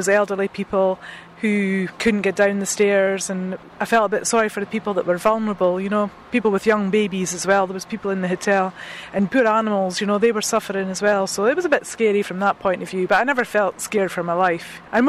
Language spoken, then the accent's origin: English; Dundee, Scotland, United Kingdom; I'm from Broughty Ferry, Dundee in Scotland.